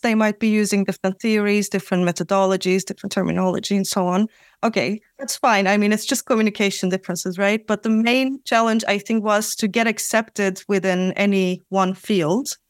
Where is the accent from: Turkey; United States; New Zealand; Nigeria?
Turkey; moved away as an adult; also born or lived in Netherlands; now in Amsterdam, Netherlands; I'm also from Turkey